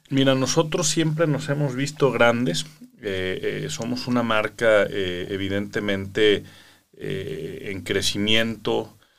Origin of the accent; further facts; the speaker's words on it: Mexico; como jóvenes mexicanos